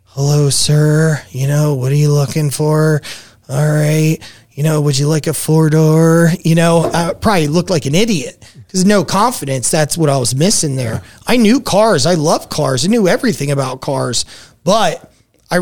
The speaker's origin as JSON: {"language": "English", "region": "New Jersey", "country": "United States", "tie": "born or raised there", "moved": "yes", "lives_now": "Las Vegas, United States", "said": "growing up in Jersey compared to Vegas, I would have never had that in Jersey."}